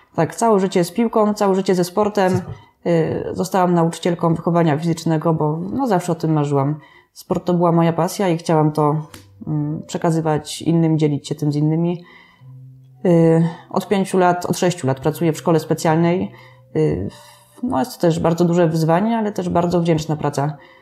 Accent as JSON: {"language": "Polish", "town": "Staniątki", "region": "Lesser Poland", "country": "Poland", "tie": "born or raised there", "said": "Ja ze Staniątek pochodzę"}